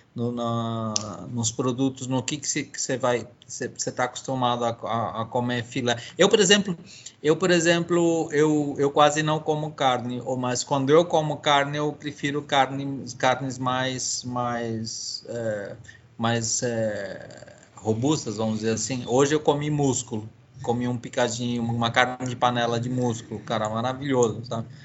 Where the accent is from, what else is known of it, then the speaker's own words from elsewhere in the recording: São Paulo, Brazil; also born or lived in Bolivia; eu sou um imigrante boliviano criado em São Paulo, no Brasil